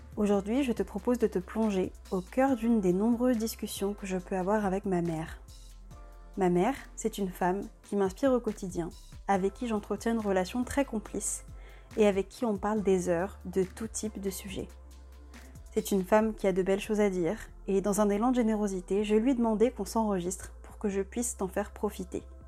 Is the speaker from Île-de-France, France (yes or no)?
yes; Paris, Île-de-France, France; moved away as an adult; now in Lyon, France; c'est vrai que nous, on avait toujours habité à Paris. Ma mère est née à Paris, je suis née à Paris